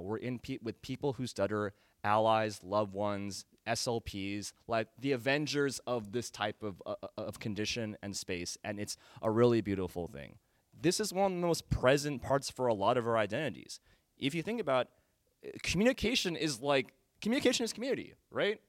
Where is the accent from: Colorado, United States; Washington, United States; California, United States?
California, United States; Danville; growing up in Danville, California